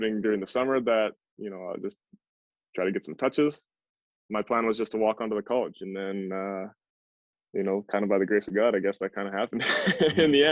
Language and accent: English; Lethbridge, Alberta, Canada; I grew up in Lethbridge, Alberta